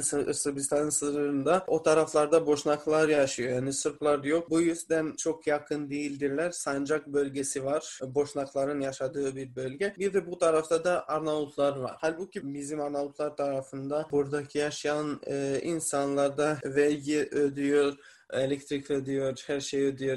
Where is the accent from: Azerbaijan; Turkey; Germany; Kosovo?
Kosovo; Mitrovica; Kosovalıyım. Yani Mitrovica şehrinden geliyorum